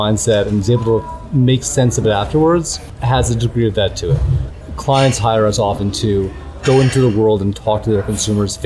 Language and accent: English; Winnipeg, Manitoba, Canada; moved away; I was born in Canada. I was born in a place called Winnipeg.